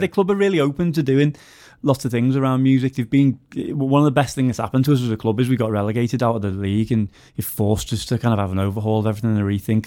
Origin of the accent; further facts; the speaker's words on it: Wallasey, North West England, United Kingdom; I'm from Wallace. All the gigs I used to go to when I was a kid were over in Liverpool